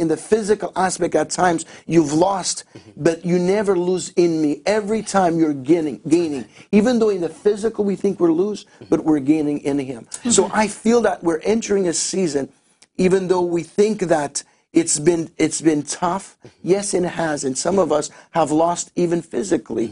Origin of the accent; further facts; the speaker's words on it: Azores, Portugal; moved away; also born or lived in Winnipeg, Canada; I was born in Portugal, in the Azores Islands, right in the middle of the Atlantic